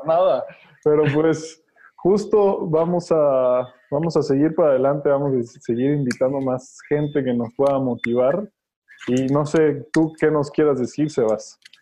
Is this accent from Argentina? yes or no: no; Mexico; como mexicanos y como raza